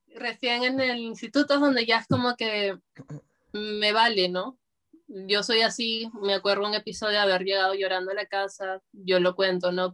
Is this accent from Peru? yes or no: yes; Lima, Peru; yo soy de Lima, ah, y vivo en un barrio que se llama Breña